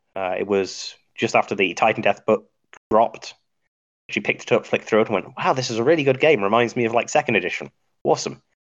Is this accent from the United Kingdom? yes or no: yes; Midlands, United Kingdom; moved away as an adult; now in United States; I originally from the UK, uh, born in the Midlands, uh, best part of England